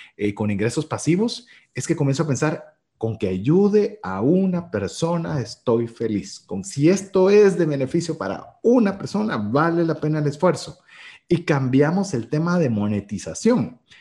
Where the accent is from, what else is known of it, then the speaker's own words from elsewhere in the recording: Guatemala; cultura guatemalteca, que es de donde emitimos este programa